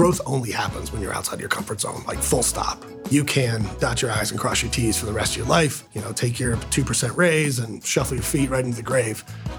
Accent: Canton, Ohio, United States; now in Columbus, United States; Grew up in Canton, Ohio. So Northeast Ohio. It's a little different than Columbus.

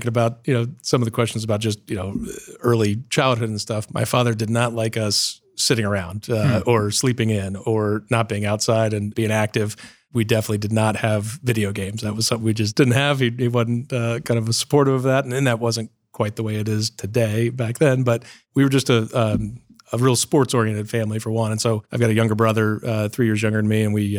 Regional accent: Columbus, Ohio, United States; I was born in Columbus, Ohio, born and raised here, Riverside Hospital, and class of 1974. And so born and raised here, grew up in Upper Arlington.

